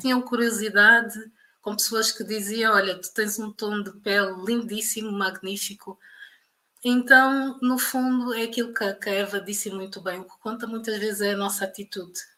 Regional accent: Portugal; moved away as an adult; also born or lived in Luanda, Angola; now in Angola; eu nasci em Luanda em 1987 ehm, e na década de, de 90 os meus pais emigraram para Portugal

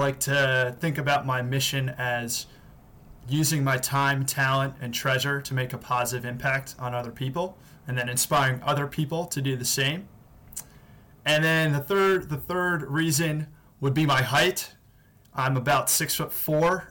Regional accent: Washington, District of Columbia, United States; based back in my hometown of Washington, D.C.

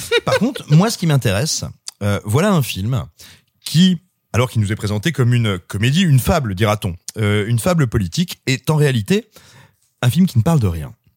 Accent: France; also born or lived in Cosne-sur-Loire / Clermont-Ferrand; quand j'étais ado à Cône-sur-Loire ou à Clermont-Ferrand

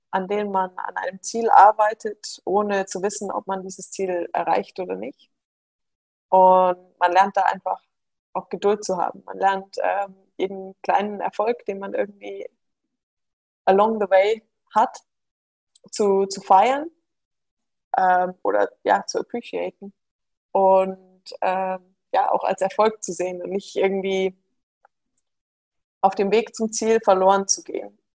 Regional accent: Munich, Bavaria, Germany; born there; Genau, also ich bin in München geboren äh, und es sind jetzt wieder alle zurück, die gesamte Familie, nur ich nicht.

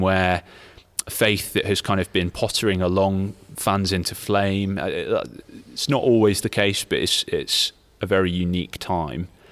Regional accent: Leicester, East Midlands, United Kingdom; moved away as an adult; also born or lived in London; now in Nottingham, United Kingdom; I grew up in Leicester

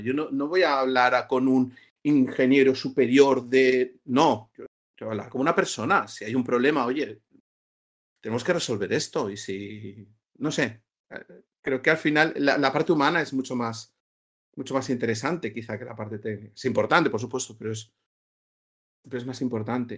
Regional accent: Barcelona, Catalonia, Spain; also born or lived in Madrid; now in Valencia, Spain; yo soy de Barcelona

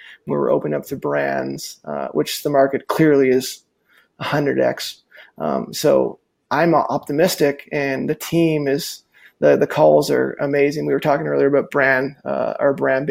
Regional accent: Calgary, Alberta, Canada; my hometown where I'm sitting today

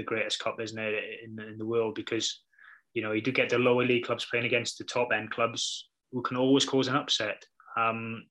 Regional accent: Wales, United Kingdom; being Welsh

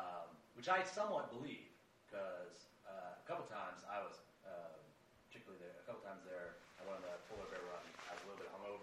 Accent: Maine, United States; now in Washington, D.C., United States; I grew up in Maine

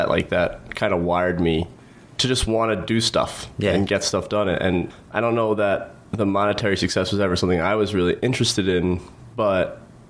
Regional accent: Long Island, New York, United States; North Shore, Long Island

